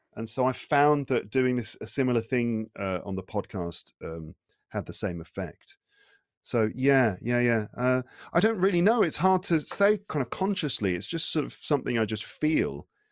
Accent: United Kingdom; first language English; now in France; I'm from the U K.

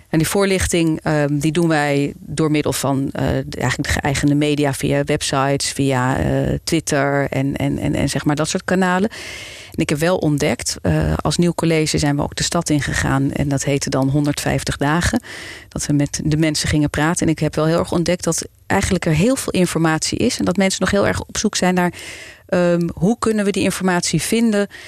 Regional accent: Amsterdam, North Holland, Netherlands; moved away as an adult; now in Zaandam, Netherlands; Ik ben eh, geboren en getogen Amsterdammer. En ik woon sinds 2002 in Zaanstad

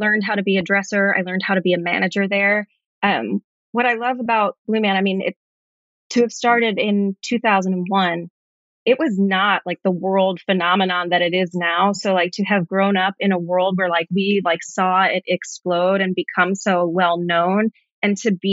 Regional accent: New York City, New York, United States; I grew up here in New York, in Brooklyn, grew up with a single mom

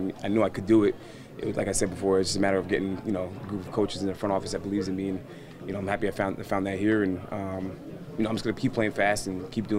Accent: Danbury, Connecticut, United States; Danbury, Connecticut. It's like an hour, hour and 15 from here.

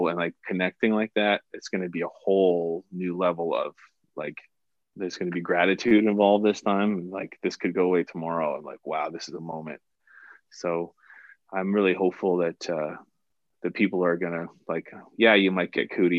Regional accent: Cole Harbour, Nova Scotia, Canada; I'm from Cole Harbour, which is the home of hockey

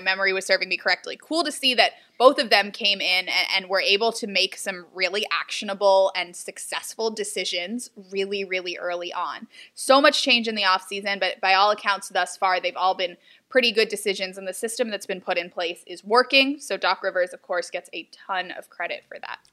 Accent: Houston, Texas, United States; now in Philadelphia, United States; I'm from Houston

